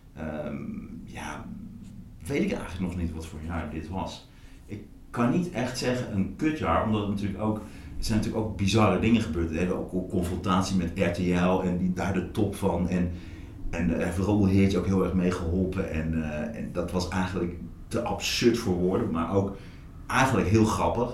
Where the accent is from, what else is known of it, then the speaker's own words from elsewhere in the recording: Hattem, Gelderland, Netherlands; also born or lived in Zwolle; now in Amsterdam, Netherlands; Ik ben geboren in Zwolle. Ik ben opgegroeid in Hattem, dat ligt ernaast. Eh, ik ben op een gegeven moment naar Amsterdam eh, verhuisd.